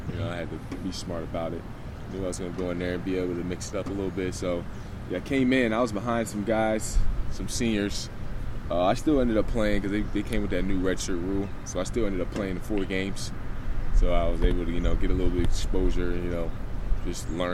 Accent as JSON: {"language": "English", "region": "Pennsylvania", "country": "United States", "said": "I'm from Coastal PA, and in my high school, we were, like, pretty dominant"}